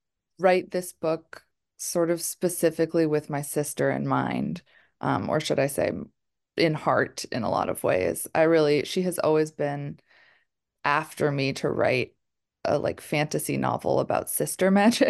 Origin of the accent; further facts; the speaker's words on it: Massachusetts, United States; I'm from Massachusetts.